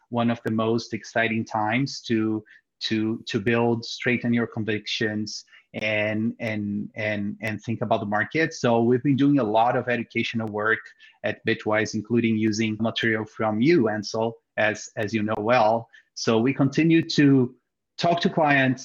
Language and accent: English; Brazil; moved away; I'm originally from Brazil